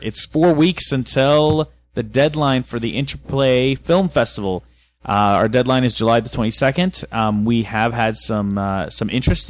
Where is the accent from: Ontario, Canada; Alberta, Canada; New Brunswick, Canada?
Alberta, Canada; Fort McMurray; when you're growing up in Fort McMurray